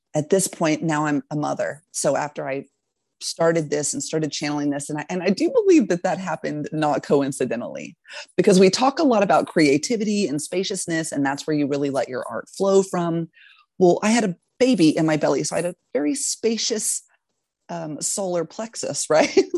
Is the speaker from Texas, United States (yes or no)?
yes; Texas, United States; moved away as an adult; also born or lived in Alaska; I grew up in Texas actually and lived a very, I'd say, normal life there